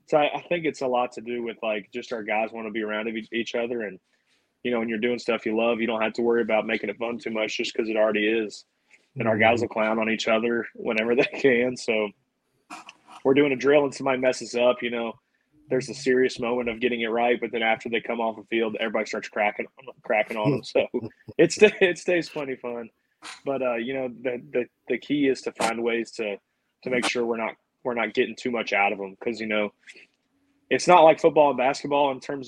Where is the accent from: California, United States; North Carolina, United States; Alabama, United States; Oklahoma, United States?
Alabama, United States; Birmingham; Birmingham's that crazy area for baseball.